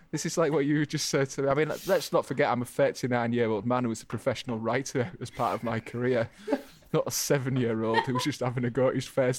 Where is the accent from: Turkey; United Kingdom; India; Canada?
United Kingdom; England; just being English, just use it as an excuse.